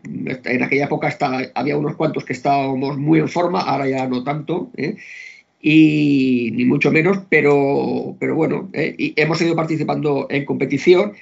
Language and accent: Spanish; Barcelona, Catalonia, Spain; moved away as an adult; now in Vilanova i la Geltrú, Spain; yo nací en Barcelona, he vivido bastantes años en Barcelona, pero hace como 30 mm, años que vivo en Milanova